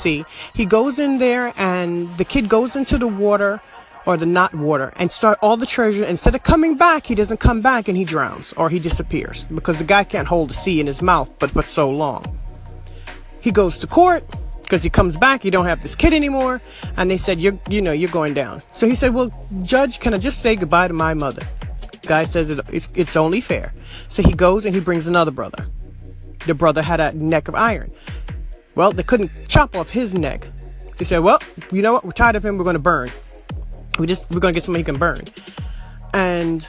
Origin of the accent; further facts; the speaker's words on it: New York City, New York, United States; I grew up in Brooklyn